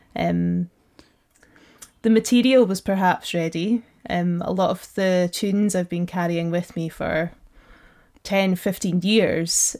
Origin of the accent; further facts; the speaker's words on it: Black Isle, Ross-shire, Highlands of Scotland, United Kingdom; I'm from uh, the Black Isle, which is just north of Inverness.